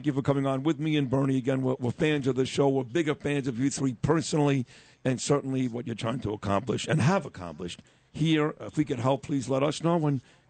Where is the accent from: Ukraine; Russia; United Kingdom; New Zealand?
Ukraine; I'm from Ukraine.